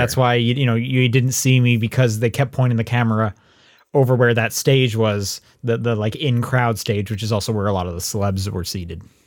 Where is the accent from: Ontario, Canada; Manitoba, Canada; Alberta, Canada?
Alberta, Canada; Calgary; I was from Calgary